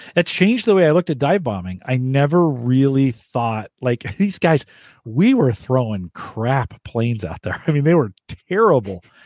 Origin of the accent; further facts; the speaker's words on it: Silicon Valley, California, United States; also born or lived in France; I grew up in the Silicon Valley when this was happening. I lived in the valley